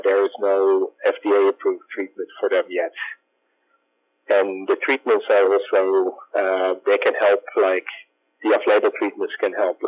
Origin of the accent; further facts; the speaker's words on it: Netherlands; moved away as an adult; now in San Francisco, United States; I grew up in the Netherlands